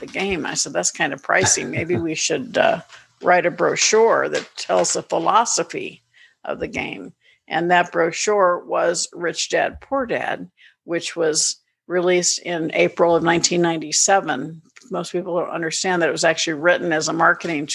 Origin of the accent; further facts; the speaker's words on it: Orlando, Florida, United States; moved away as an adult; also born or lived in San Diego / Chicago / Atlanta, Georgia; I grew up in Orlando. I was born in San Diego. I was a Navy brat. We lived in Chicago for 5 years, Great Lakes. And then my dad retired when I was 8 to Orlando. So I really grew up in Orlando